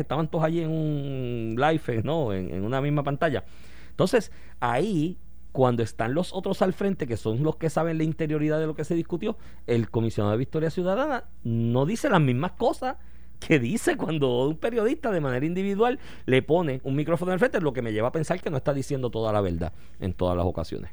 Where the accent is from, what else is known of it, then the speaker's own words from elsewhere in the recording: Puerto Rico; todos nosotros como puertorriqueños